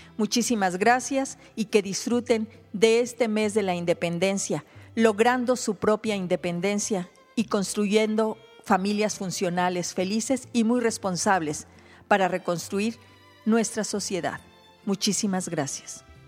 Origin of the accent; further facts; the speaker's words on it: Mexico